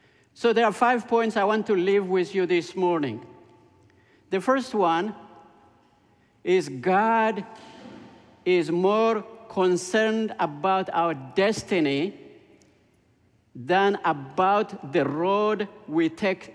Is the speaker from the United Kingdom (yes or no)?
no; Ethiopia; moved away; I grew up in Ethiopia. When I was 6 years old, Ethiopia became a communist country